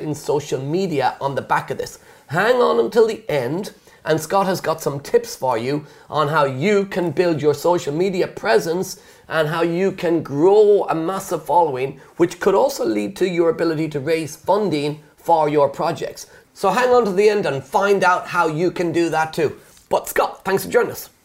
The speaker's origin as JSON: {"language": "English", "country": "Ireland", "moved": "as an adult", "lives_now": "United Kingdom", "said": "me being Irish, when I moved to the UK years ago"}